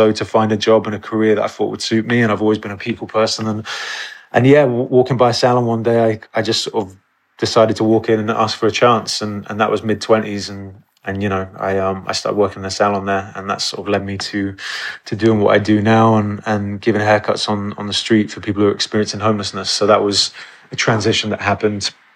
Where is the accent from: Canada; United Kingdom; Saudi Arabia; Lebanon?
United Kingdom; Exeter, South West England; moved away; growing up in Exeter and Devon, that was my kind of upbringing